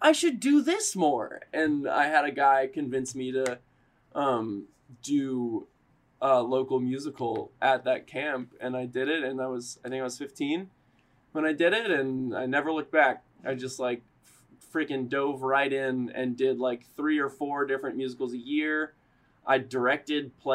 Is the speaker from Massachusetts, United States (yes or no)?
no; Richmond, Virginia, United States; moved away as an adult; also born or lived in Elon, North Carolina / New York; I was born in Richmond, Virginia. I grew up there